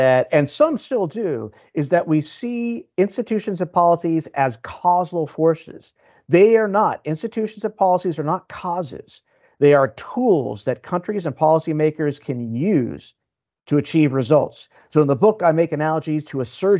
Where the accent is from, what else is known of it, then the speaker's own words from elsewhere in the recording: United States; I'm American